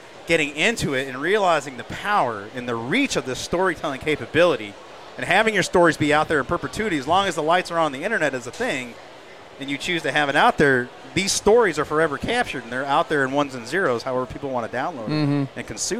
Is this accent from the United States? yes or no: yes; New Hampshire, United States; I'm from New Hampshire